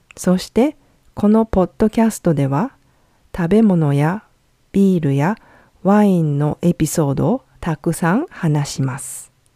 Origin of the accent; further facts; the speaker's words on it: Nara, Japan; now in Fukuoka, Japan; 私の出身は奈良です。そう、鹿の公園があるところです。